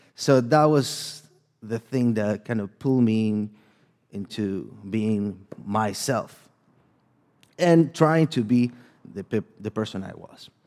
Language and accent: English; El Salvador; English is a second language; moved away; I'm from El Salvador. So if you might hear a little bit of my accent and a little bit of, uh, struggles with my second language in here